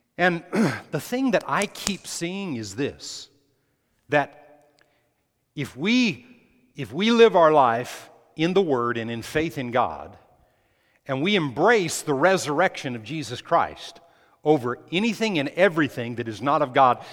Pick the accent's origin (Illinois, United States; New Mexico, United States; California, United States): New Mexico, United States; when I was growing up in New Mexico